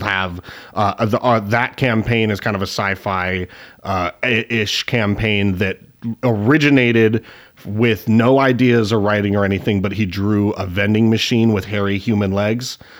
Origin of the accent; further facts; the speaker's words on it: Spokane, Washington, United States; my hometown of Spokane, Washington